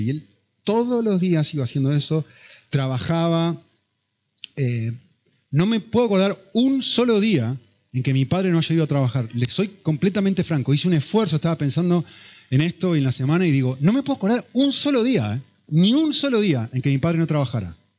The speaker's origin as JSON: {"language": "Spanish", "country": "Argentina", "said": "si sos argentino como yo"}